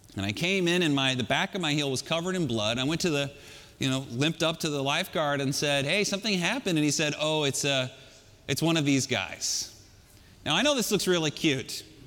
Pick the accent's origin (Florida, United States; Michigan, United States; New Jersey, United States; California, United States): California, United States; I grew up in California.